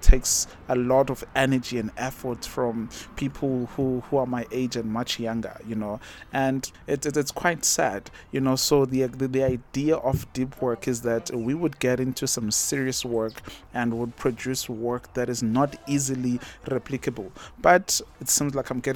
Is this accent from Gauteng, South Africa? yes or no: no; Umgababa, KwaZulu-Natal, South Africa; moved away as an adult; also born or lived in Durban; now in Botswana; I grew up in Umgababa, I was born and bred there, went to a local primary school, went to a local high school